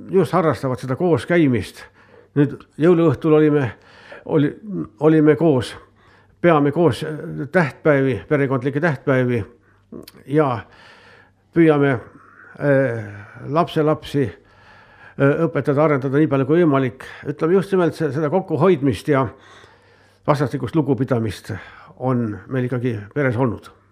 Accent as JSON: {"language": "Estonian", "country": "Estonia", "tie": "born or raised there", "said": "minu kodukülast Karjatnurmest"}